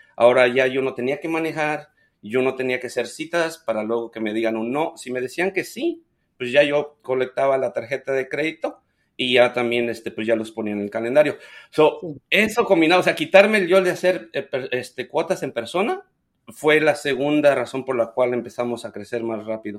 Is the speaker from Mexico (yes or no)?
yes; Ucareo, Michoacán, Mexico; moved away as an adult; now in United States; soy originario de Michoacán. El pueblo se llama Ucareo.